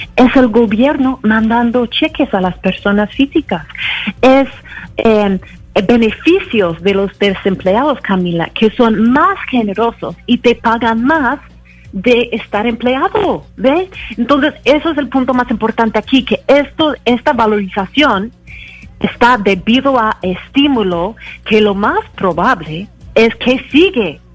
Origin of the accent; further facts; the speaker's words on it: United States; en mi país, en los Estados Unidos